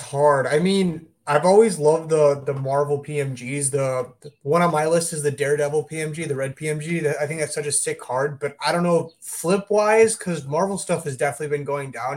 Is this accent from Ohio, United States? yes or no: no; Glenview, Illinois, United States; I live in, uh, my hometown is, uh, Glenview. So, it's, it's a suburb of Chicago